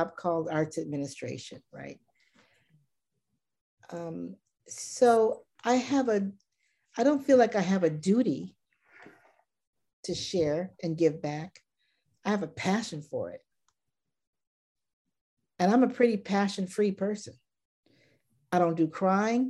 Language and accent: English; Baton Rouge, Louisiana, United States; I grew up in Baton Rouge, Louisiana